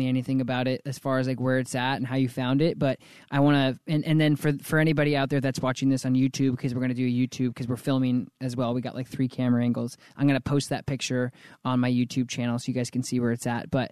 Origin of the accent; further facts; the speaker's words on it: Colorado Springs, Colorado, United States; moved away; I was born in the Springs too, so I'm a Colorado native